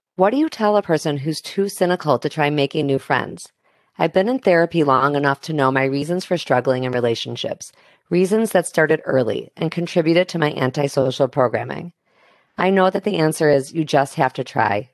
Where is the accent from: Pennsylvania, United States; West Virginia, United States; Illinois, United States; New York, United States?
Illinois, United States; Chicago; Chicago, which is my hometown